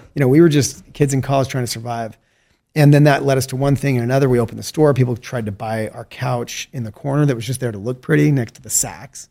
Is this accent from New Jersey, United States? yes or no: no; Salt Lake City, Utah, United States; also born or lived in St. George, Utah / California / Mexico / China; I was born and raised in Salt Lake City, Utah